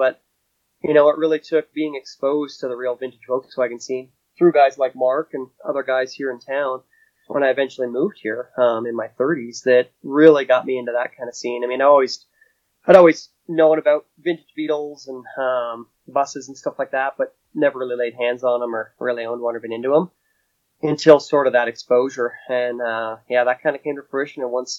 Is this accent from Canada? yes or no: yes; Canada; moved away as an adult; now in United States; I'm originally from Canada by birthright and moved down here to work